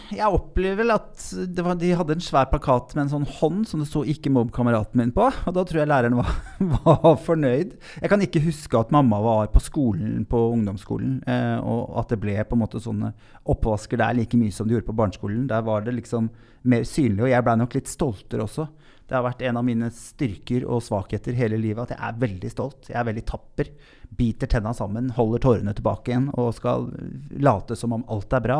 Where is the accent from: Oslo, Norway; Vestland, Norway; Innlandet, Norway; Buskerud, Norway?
Buskerud, Norway; Lier; also born or lived in Drammen; Jeg vokste opp på Tranby i Lier. Født i Drammen